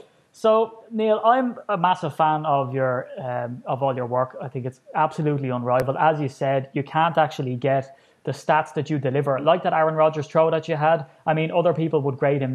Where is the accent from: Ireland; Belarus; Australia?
Ireland; I'm an Irishman, and here I am sitting to an Englishman in Cincinnati